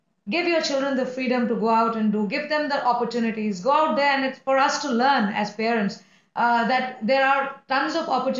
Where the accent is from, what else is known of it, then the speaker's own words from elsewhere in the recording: India; we live in India, we come from India, both of us